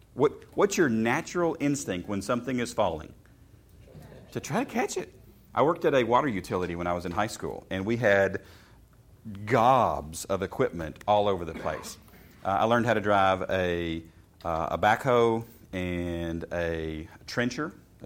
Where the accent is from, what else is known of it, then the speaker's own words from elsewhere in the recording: Chappaqua, New York, United States; Yes, we grew up in Chappaqua.